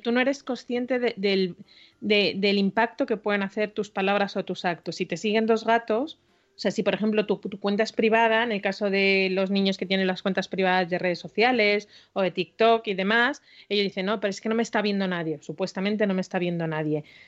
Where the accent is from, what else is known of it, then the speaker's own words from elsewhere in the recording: Galicia, Spain; soy muy gallega